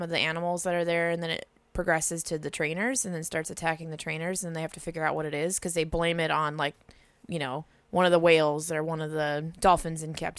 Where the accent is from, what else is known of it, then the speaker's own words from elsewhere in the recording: California, United States; I'm California.